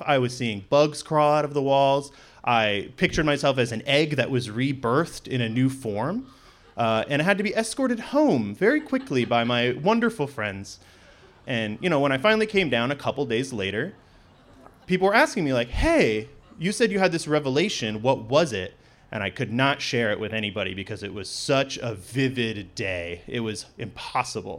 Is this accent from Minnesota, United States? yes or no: no; Sitka, Alaska, United States; I grew up here in Sitka with a typical fishing family